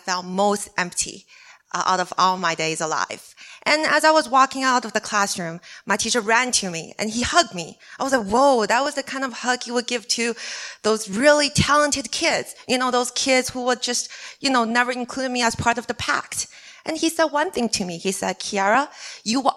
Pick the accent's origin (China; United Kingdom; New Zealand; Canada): China; English is a second language; moved away; I'm from China